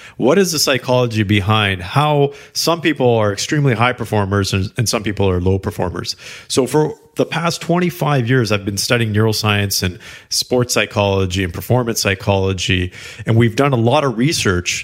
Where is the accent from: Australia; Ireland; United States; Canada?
Canada; I am Canadian